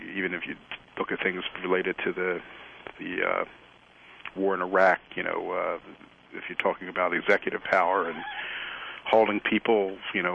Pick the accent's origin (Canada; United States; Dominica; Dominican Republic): United States; Philadelphia, Pennsylvania; moved away as an adult; now in North Carolina, United States; I'm from Philadelphia. I hit my 10th birthday in 1961